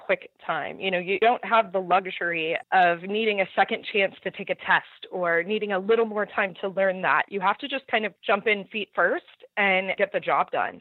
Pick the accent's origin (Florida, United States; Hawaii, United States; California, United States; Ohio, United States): California, United States; Southern; moved away